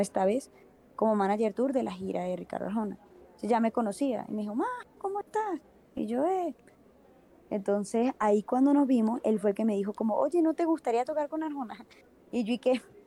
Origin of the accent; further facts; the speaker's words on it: Venezuela; moved away as an adult; now in Bogotá, Colombia; yo soy venezolana, eh, llevo ya igual como 8 o 9 años casi acá en Bogotá, Colombia